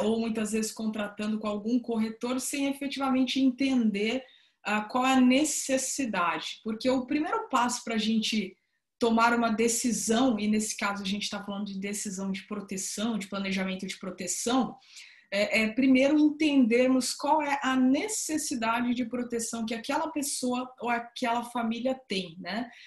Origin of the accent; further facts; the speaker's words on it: interior of São Paulo, Brazil; now in Salvador, Brazil; estou falando aqui diretamente de, de Salvador, mas sou do interior de São Paulo também, sou paulista